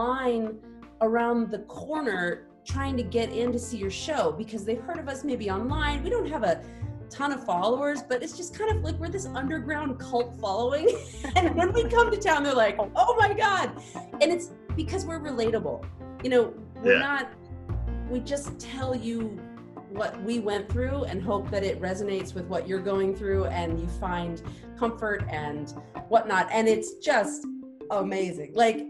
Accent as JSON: {"language": "English", "region": "Texas", "country": "United States", "moved": "yes", "lives_now": "Los Angeles, United States", "said": "I'm from Texas."}